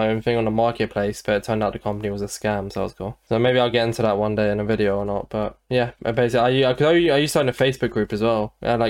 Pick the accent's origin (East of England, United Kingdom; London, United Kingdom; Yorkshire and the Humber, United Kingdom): London, United Kingdom; I was born somewhere in London.